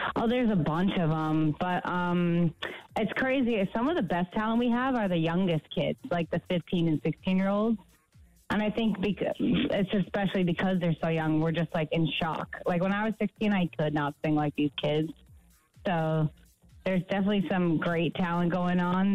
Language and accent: English; United States; I'm from America